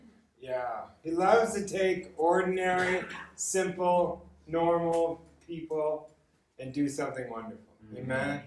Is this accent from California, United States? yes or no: yes; Los Angeles, California, United States; I grew up in Los Angeles